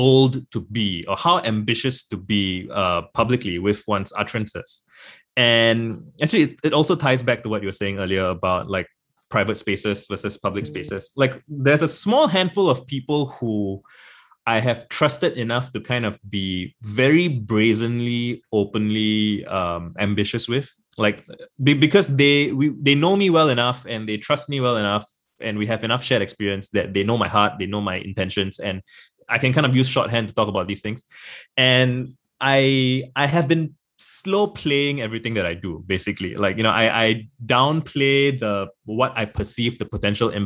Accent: Singapore; I'm born and raised in Singapore. I've been here all my life.

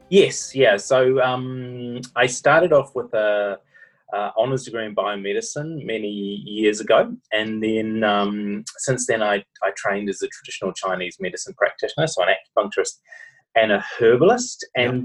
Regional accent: New Zealand; accent: Kiwi; now in Australia; my Kiwi accent

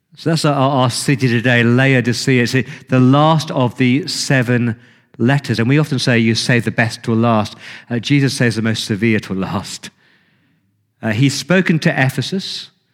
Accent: England, United Kingdom; I'm English

